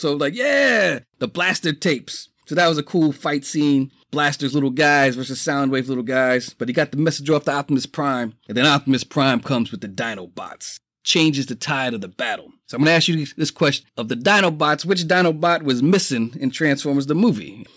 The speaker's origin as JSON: {"language": "English", "town": "New York City", "region": "New York", "country": "United States", "tie": "born or raised there", "said": "I grew up poor in the Bronx"}